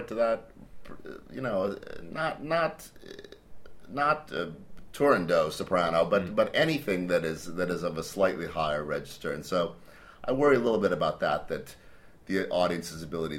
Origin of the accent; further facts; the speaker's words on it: Cleveland, Ohio, United States; I grew up in Cleveland, Ohio, in the States